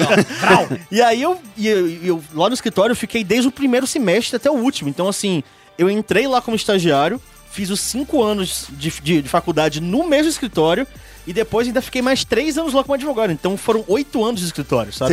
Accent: Bahia, Brazil; eu produzi evento de anime em Salvador né? Que eu sou da Bahia

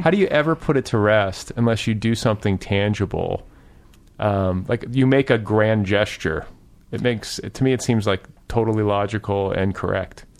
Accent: Cedarburg, Wisconsin, United States; also born or lived in Milwaukee / Indiana; now in Los Angeles, United States; I grew up in Cedarburg

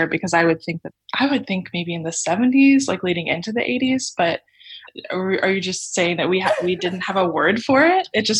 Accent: Texas, United States; So I grew up in Texas

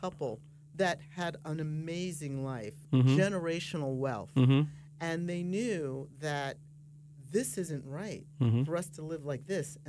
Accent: Mid-Atlantic, United States; now in Florida, United States; I've been a Floridian now for 13 years, I come from the Mid-Atlantic

